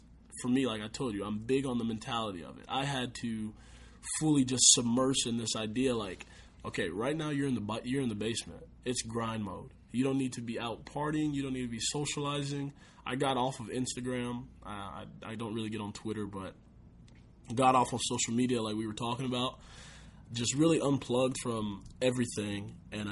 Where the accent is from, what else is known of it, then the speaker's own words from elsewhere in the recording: Austin, Texas, United States; also born or lived in San Antonio, Texas; it's in my hometown